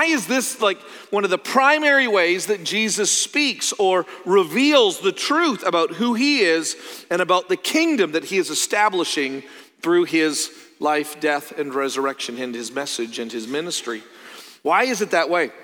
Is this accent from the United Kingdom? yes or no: no; Canada; moved away; also born or lived in Joplin, Missouri; I'm from Canada